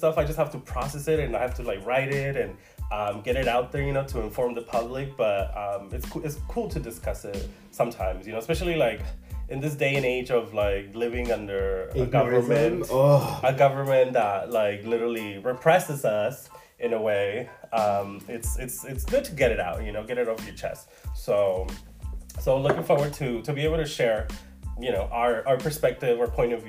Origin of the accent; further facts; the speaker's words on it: Mexico; moved away; a Mexican. I was born in Mexico, immigrated to this country